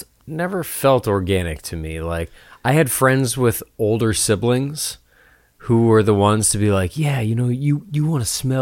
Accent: Northeast, United States; I grew up in the Northeast.

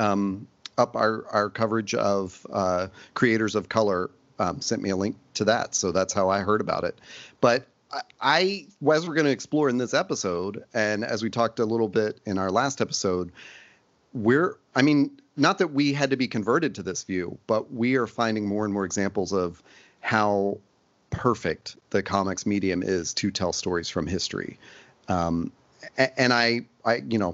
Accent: Nashville, Tennessee, United States; I grew up in Nashville

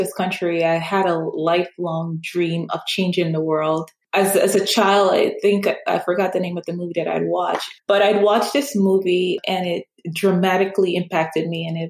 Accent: New York, United States; And have pretty much grown up here. So everything that I know is based on my lived experience as a New Yorker

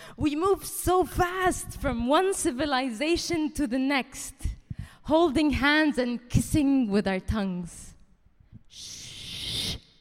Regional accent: Dubai, United Arab Emirates; moved away as an adult; also born or lived in France; now in London, United Kingdom; I was born in Dubai to Palestinian parents

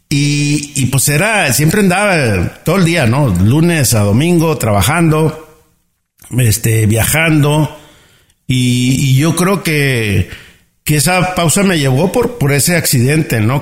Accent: Ciudad Obregón, Sonora, Mexico; accent: norteño; nací en Ciudad Obrador, Sonora, en México

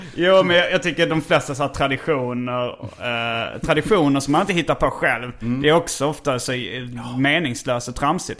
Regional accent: Hjärup, Skåne, Sweden; jag kom från Hjärup

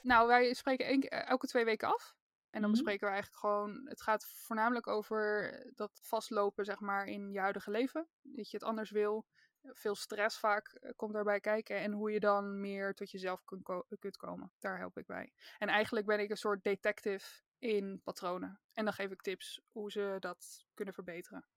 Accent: Randstad, Netherlands; Ik kom uit de Randstad

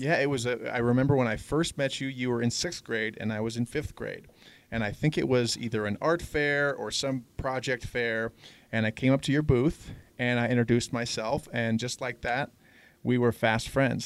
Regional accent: Denver, Colorado, United States; moved away as an adult; also born or lived in Los Angeles, California; now in San Francisco, United States; I'm originally from Denver, Colorado. I grew up here

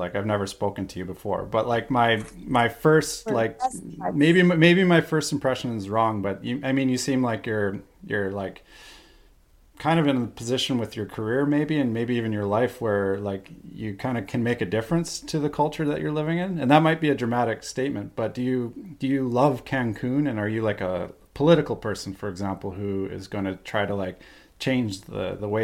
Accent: Canada; I'm from Canada originally.

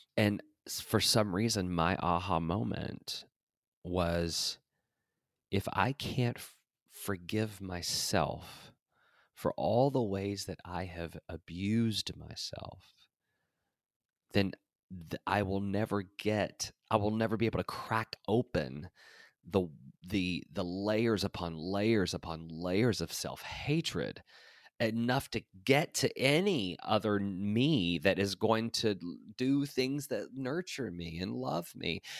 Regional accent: Tennessee, United States; moved away as an adult; also born or lived in Los Angeles; this white trash kid from Tennessee

